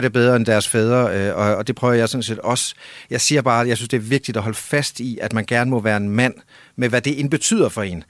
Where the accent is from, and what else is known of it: Denmark; also born or lived in near Copenhagen; now in Copenhagen area, Denmark